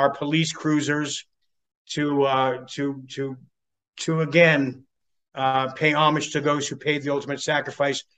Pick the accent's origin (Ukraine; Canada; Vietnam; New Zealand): Canada; moved away as an adult; now in California, United States; Canadian born, but became a dual citizen through my father, and landed on the shores of California to be that actor back that many years ago